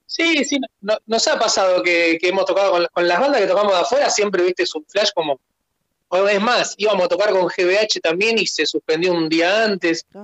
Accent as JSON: {"language": "Spanish", "town": "Escobar", "region": "Buenos Aires Province", "country": "Argentina", "said": "en Villarrosa y Escobar, que es de donde, éramos o de donde somos en realidad"}